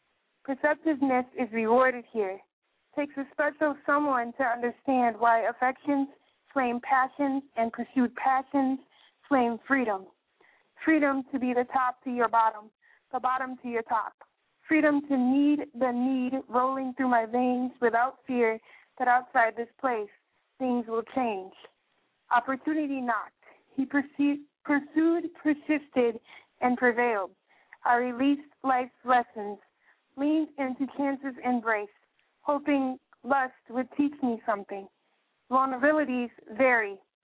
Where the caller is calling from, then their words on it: Wisconsin, United States; I'm calling you from Wisconsin